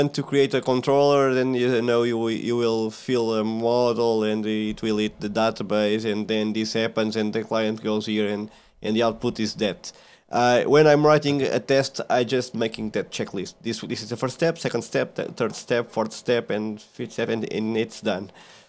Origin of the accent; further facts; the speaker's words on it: Centre, Portugal; moved away as an adult; now in Lisbon, Portugal; I'm from Portugal, from the kind of a small village in Portugal, in the middle of Portugal, not the big city. But I went to work like 13 years ago to Lisbon, that is the capital of Portugal.